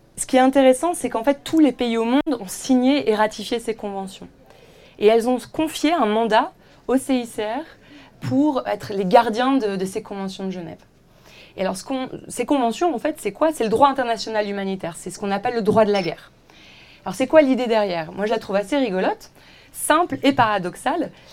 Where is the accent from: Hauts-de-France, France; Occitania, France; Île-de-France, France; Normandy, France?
Hauts-de-France, France; Villeneuve-d'Ascq; moved away as an adult; also born or lived in Roubaix / Paris / Aix-en-Provence; je suis née à Roubaix, dans le nord de la France. J'ai été dans la même école, de la petite maternelle euh, au lycée, euh, à Villeneuve d'Ascq